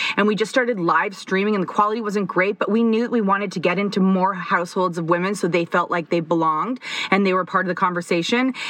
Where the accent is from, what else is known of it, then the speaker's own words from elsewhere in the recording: Toronto, Ontario, Canada; we are from Toronto, and uh, we both ended up at the same high school, a high school that is currently like five minutes from our house.